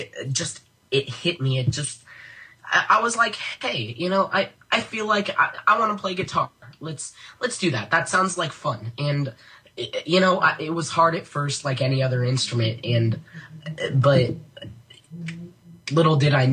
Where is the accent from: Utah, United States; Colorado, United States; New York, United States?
Colorado, United States; moved away as an adult; I'm originally from Colorado